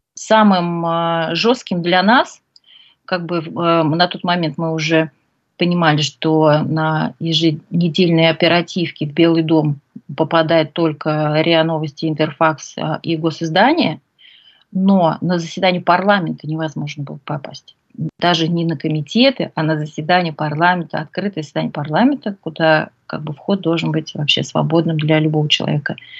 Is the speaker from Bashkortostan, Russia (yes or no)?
yes; Ufa, Bashkortostan, Russia; родилась в Уфе